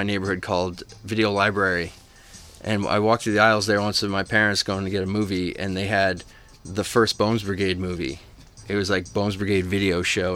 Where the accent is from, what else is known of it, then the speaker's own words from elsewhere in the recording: Pawtucket, Rhode Island, United States; I'm from Pawtucket, Rhode Island, and what it was like growing up was kind of like a small industrial type town